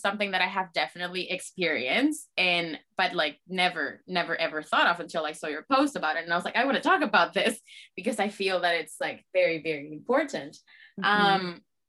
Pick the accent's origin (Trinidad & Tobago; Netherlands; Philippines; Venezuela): Venezuela; English is a second language; moved away; I'm originally from Venezuela